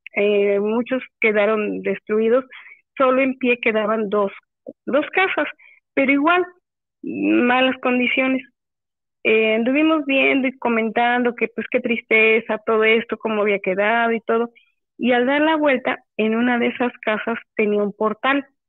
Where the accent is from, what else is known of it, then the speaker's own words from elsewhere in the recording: Córdoba, Veracruz, Mexico; also born or lived in Cuautlapan, Veracruz; yo soy nativa de Córdoba